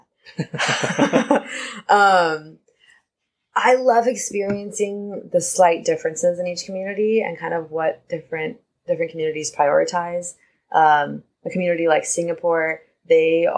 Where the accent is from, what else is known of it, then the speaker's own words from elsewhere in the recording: West Coast, United States; I'm from the West Coast